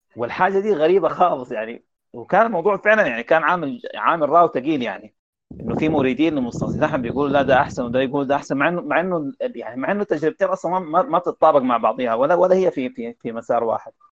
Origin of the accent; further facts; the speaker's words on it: Sudan; عندنا في السودان